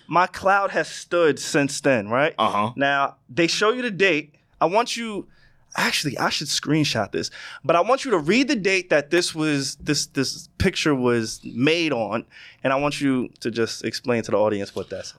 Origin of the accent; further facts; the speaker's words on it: Long Island, New York, United States; also born or lived in Queens, New York; I moved from Queens to Long Island, right? So I was the new kid